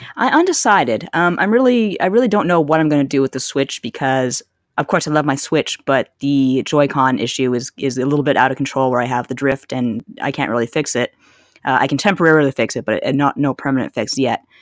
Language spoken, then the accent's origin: English; Canada; growing up in Canada